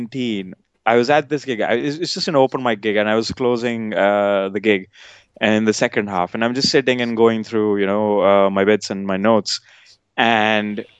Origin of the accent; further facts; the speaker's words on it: outskirts of Delhi, India; moved away as an adult; now in United Kingdom; I grew up in India, based near Delhi, outskirts of Delhi